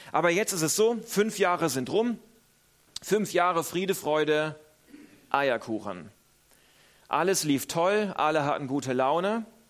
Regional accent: Northern Germany, Germany; moved away; Ich selber komme aus Norddeutschland

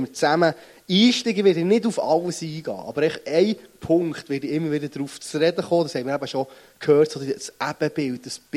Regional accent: Bern, Switzerland; accent: Bernese; Und ihr merkt es meinem Dialekt nach, ich bin nicht gut um den Weg aufgewachsen, sondern ich komme von Bern.

